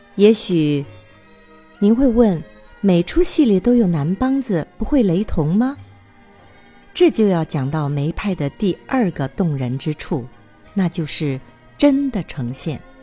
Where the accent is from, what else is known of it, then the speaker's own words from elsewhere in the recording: Taiwan; 我来自于台湾，宗梅派